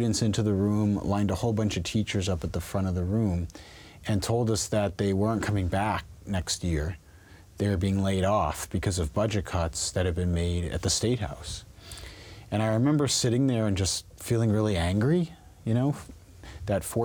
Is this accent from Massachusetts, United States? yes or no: yes; Western Massachusetts, United States; also born or lived in Queens, New York / Washington, D.C.; I grew up in Western Mass